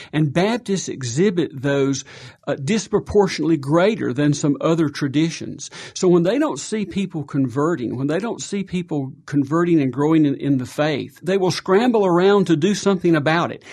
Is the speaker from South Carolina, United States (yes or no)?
yes; South Carolina, United States; moved away; I grew up in South Carolina, blue collar